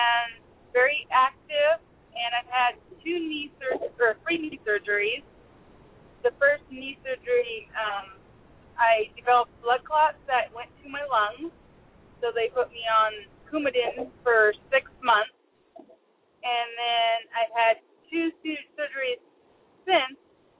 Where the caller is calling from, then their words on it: Tacoma, Washington, United States; I'm calling from Tacoma, Washington